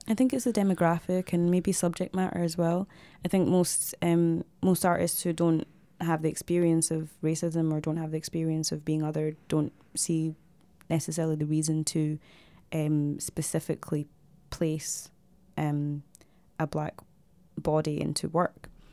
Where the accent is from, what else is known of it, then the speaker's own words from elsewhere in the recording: Glasgow, Scotland, United Kingdom; also born or lived in Zimbabwe / Dundee; I grew up in Glasgow